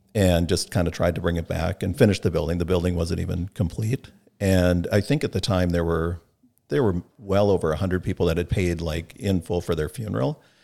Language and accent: English; North Mankato, Minnesota, United States; grew up in North Mankato